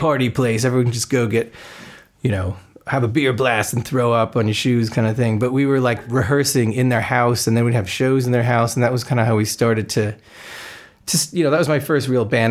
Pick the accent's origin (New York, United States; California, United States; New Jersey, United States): New Jersey, United States; moved away as an adult; also born or lived in Kutztown, Pennsylvania; now in London, United Kingdom; I grew up in New Jersey